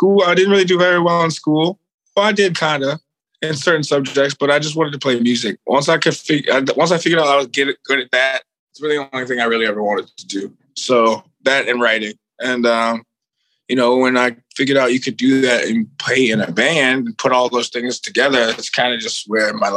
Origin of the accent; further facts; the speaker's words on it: Richmond, Virginia, United States; moved away as an adult; now in Los Angeles, United States; I'm from Richmond, Virginia. I moved out here 8 years ago.